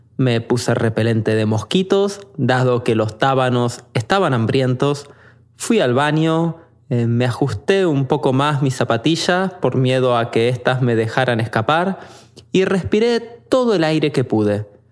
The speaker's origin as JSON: {"language": "Spanish", "country": "Argentina", "moved": "yes", "said": "Interesado por mi acento, me preguntó de dónde venía, y cuando respondí que de Argentina"}